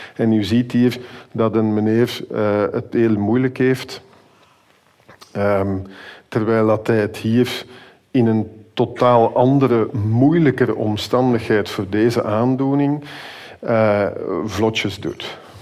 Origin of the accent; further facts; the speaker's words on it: Flanders, Belgium; wij zijn als Vlamingen